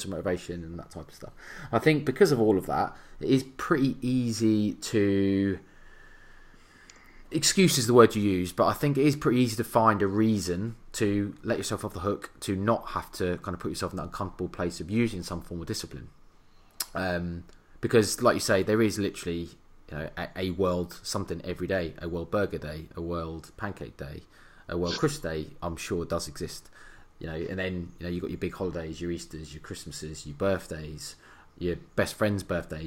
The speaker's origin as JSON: {"language": "English", "region": "England", "country": "United Kingdom", "said": "we're English"}